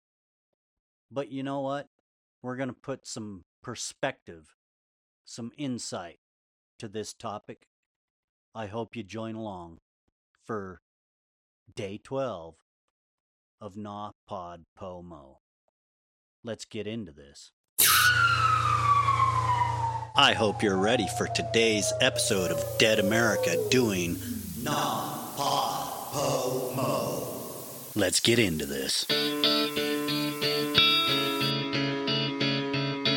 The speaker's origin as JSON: {"language": "English", "country": "United States", "said": "we are American"}